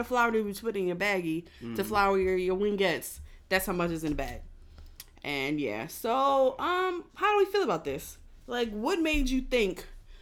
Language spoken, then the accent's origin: English; Philadelphia, Pennsylvania, United States; I'm from North Philly